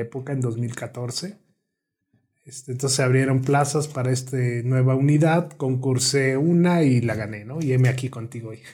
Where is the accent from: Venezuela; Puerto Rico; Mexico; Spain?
Mexico; Morelos; moved away as an adult; now in Morelia, Mexico; soy originario del estado de Morelos, el centro del país